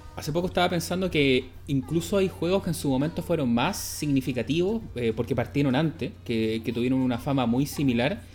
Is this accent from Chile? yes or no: yes; Santiago, Santiago Metropolitan Region, Chile; yo soy santiaguino